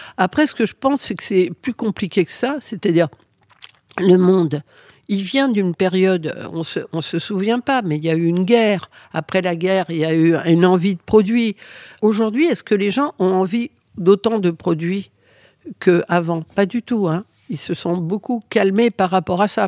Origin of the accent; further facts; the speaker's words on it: France; French is a second language; je suis arrivée en France à l'âge de 6 ans. Euh, je ne parlais pas français.